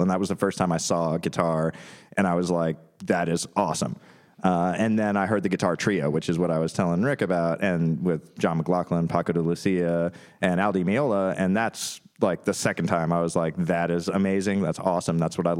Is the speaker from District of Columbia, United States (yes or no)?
yes; Washington, District of Columbia, United States; I'm from Washington, D.C.